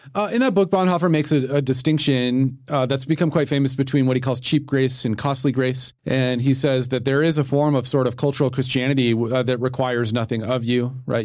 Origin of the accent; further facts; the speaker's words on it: Littleton, Colorado, United States; I'm from Littleton